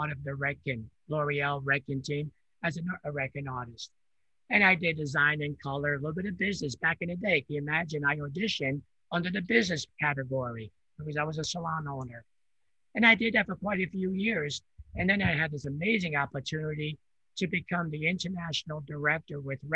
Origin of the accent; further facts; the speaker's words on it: New York area, United States; first language Italian; English is a second language; I grew up in New York area. I came from a different country when I was 4 years old. I only spoke Italian